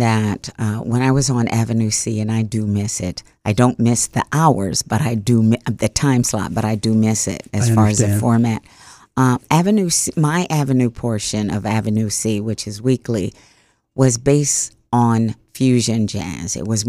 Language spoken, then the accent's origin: English; Ghana; And I said, why do you think I come from Ghana? I came from Ghana.